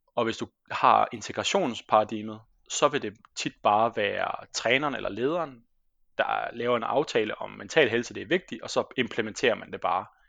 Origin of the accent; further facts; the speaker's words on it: Denmark; moved away as an adult; also born or lived in Squamish, British Columbia, Canada / Copenhagen, Denmark; now in Trondheim, Norway; jeg er jo fra Danmark